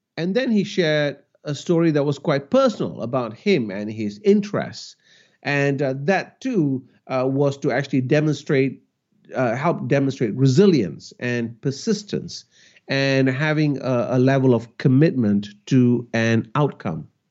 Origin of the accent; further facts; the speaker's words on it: Malaysia; I grew up in Malaysia, and my parents were teachers